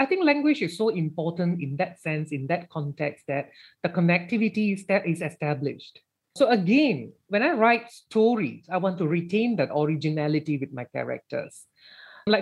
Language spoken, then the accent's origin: English; Malaysia; being in Malaysia and being Malaysian, we cannot escape from first and second language transitions